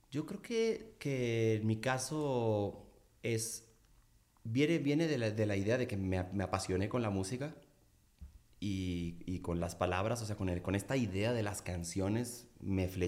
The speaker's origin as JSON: {"language": "Spanish", "town": "Culiacán", "region": "Sinaloa", "country": "Mexico", "tie": "born or raised there", "lives_now": "Mexico City, Mexico", "said": "Fíjate que siempre me clavé mucho con la lluvia en, Culiacán. La idea que yo tenía cuando llegué a vivir a la Ciudad de México es que en Culiacán llovía poco."}